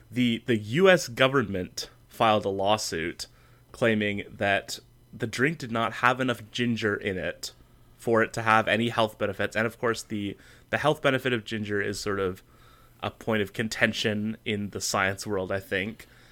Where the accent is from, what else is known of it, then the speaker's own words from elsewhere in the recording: Canada; my home country.